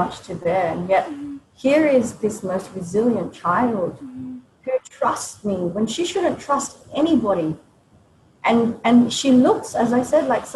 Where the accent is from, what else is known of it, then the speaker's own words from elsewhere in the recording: Sydney, New South Wales, Australia; moved away as an adult; also born or lived in Blue Mountains, New South Wales; now in Cambodia; we were both born and raised in Australia